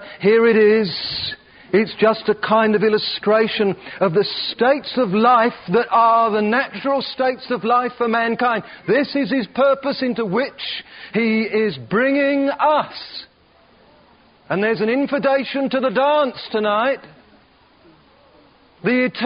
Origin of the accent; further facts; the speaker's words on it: Perth, Western Australia, Australia; I come from Perth, Western Australia, and I love it down there, and it's home